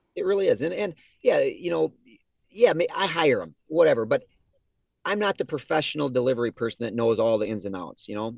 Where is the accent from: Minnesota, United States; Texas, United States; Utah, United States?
Minnesota, United States; Geneva; also born or lived in Albert Lea, Minnesota; I grew up in Geneva where our business is